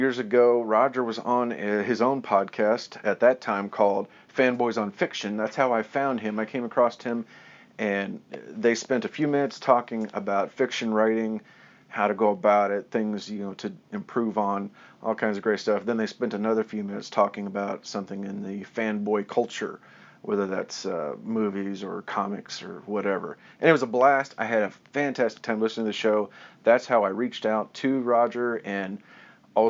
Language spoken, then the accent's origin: English; Kansas City, United States; down here to my hometown